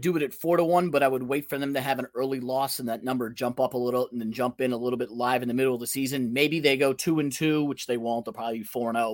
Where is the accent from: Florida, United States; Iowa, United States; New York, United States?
Florida, United States; Miami; moved away as an adult; I'm originally from Miami, uh, Florida, born and raised down there